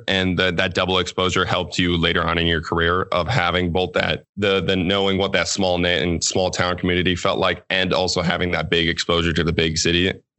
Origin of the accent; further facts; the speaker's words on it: Gilman, Minnesota, United States; moved away as an adult; also born or lived in St. Paul, Minnesota; my hometown is Gilman, Minnesota, which is 260 people total.